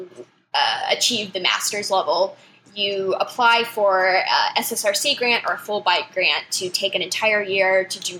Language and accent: English; Austin, Texas, United States; moved away; where I grew up, Austin, Texas